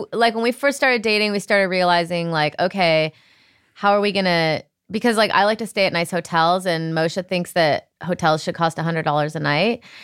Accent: Rockford, Illinois, United States; moved away; I'm from Rockford, Illinois

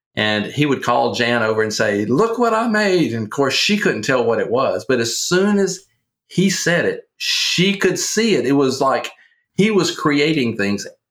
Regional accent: Louisiana, United States; accent: Southerner; also born or lived in Kentucky; I am from Louisiana and uh, born and raised in Louisiana

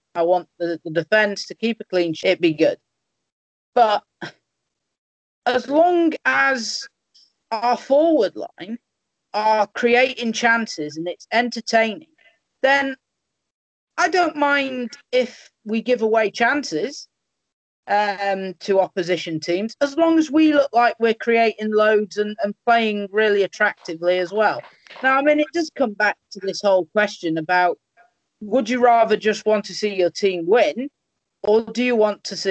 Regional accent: Crewe, North West England, United Kingdom; my hometown boys

